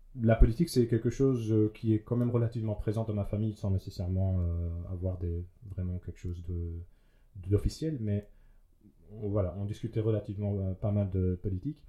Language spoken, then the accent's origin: French; Liège, Wallonia, Belgium; en tant que bon liégeois